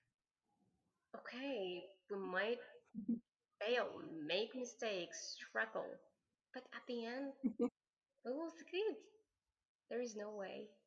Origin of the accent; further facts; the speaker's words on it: Algeria; I'm from Algeria